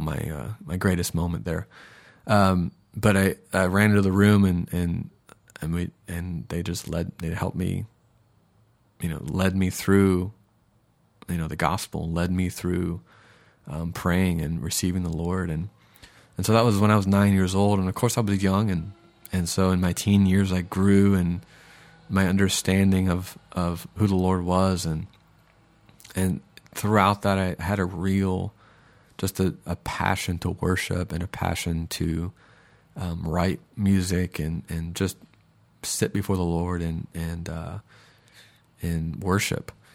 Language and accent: English; Minneapolis, Minnesota, United States; now in Sarasota, United States; I was born in Minneapolis in 1983